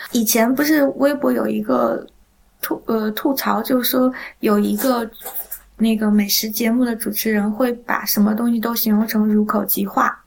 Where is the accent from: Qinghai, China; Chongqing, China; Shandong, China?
Shandong, China; southwestern; 我是在就是鲁西南长大的